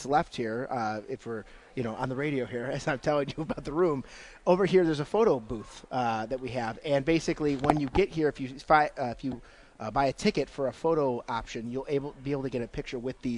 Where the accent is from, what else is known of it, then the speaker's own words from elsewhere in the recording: Ohio, United States; born there; and I was born in Ohio, so yes, I do follow Ohio State.